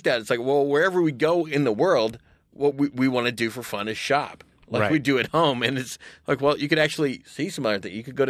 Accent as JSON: {"language": "English", "region": "Arkansas", "country": "United States", "tie": "born or raised there", "said": "I grew up in Arkansas and you know, we'd drive 50 miles to go to the mall."}